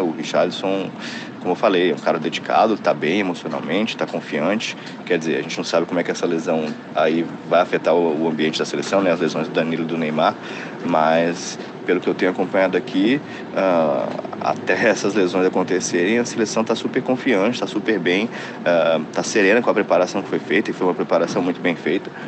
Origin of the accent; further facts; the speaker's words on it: Brazil; now in Qatar; eu sou brasileiro